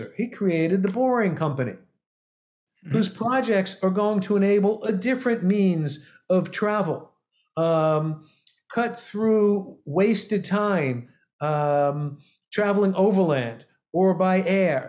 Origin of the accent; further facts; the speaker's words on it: New York City, New York, United States; I grew up in New York City, so I can speak quick.